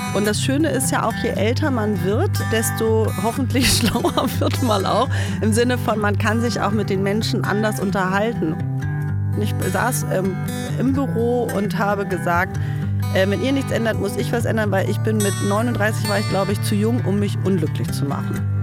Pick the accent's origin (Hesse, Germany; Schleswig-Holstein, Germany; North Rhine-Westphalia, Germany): Schleswig-Holstein, Germany; village in Herzogtum Lauenburg district; moved away as an adult; now in Berlin, Germany; bin wirklich so richtig auf dem Bauernhof mit lauter Viehzeug aufgewachsen